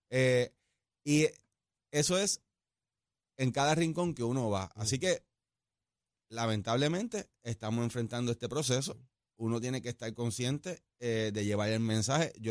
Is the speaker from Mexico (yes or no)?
no; Aguada, Puerto Rico; Yo soy de Aguada, orgulloso de ser aguadeño, eh, del oeste, y con eso lo llevo por toda la isla.